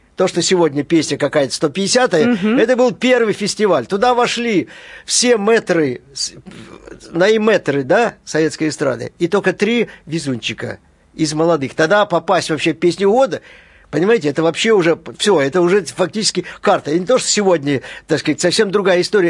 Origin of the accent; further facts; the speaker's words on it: Brest, Brest Region, Belarus; moved away; also born or lived in Kolyma / Minsk; В северном городке мы начали свою жизнь в Бресте